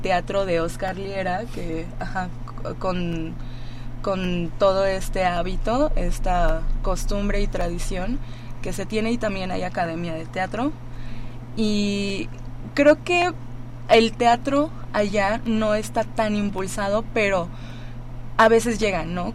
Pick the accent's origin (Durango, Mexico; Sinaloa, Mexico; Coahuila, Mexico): Sinaloa, Mexico; Mazatlán; now in Mexico City, Mexico; yo soy de Mazatlán